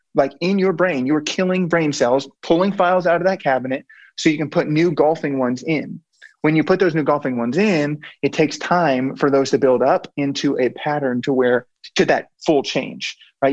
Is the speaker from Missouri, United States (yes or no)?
yes; Blue Springs, Missouri, United States; So on the Missouri side, there's one called Blue Springs. Grew up there